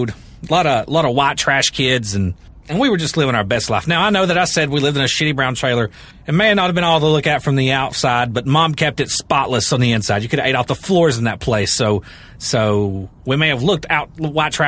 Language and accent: English; the South, United States; accent: Kentucky accent; I'm from the South